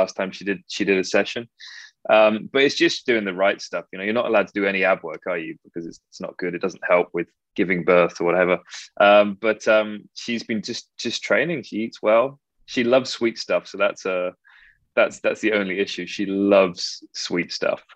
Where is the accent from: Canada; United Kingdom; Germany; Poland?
United Kingdom; Frome, South West England; moved away as an adult; now in California, United States; I'm a country bumpkin. I'm from Somerset, and it's stunning down there